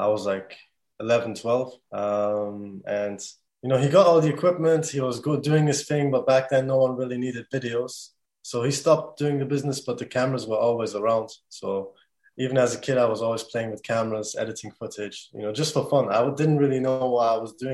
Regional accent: Germany; now in Bradford, United Kingdom; I'm from Bradford, but I was born and raised in Germany. I came here 2012 with my family

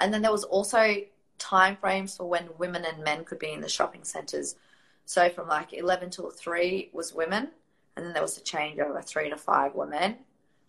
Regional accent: Riyadh, Riyadh Province, Saudi Arabia; born there; And I was born in Riyadh, so my mum had divorced my dad, and all of the custody had been given to my dad.

